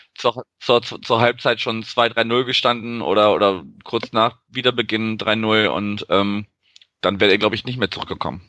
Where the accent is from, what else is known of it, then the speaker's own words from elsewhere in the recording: Wuppertal, North Rhine-Westphalia, Germany; moved away as an adult; also born or lived in Berlin; now in Hamburg, Germany; Also ich bin ja auch gar kein Norddeutscher gebürtig, sondern wohne erst seit zwei Jahren hier und äh, habe dann aus meiner Geburtsstadt Wuppertal noch so einen Umweg über Berlin gemacht, bevor ich hier gelandet bin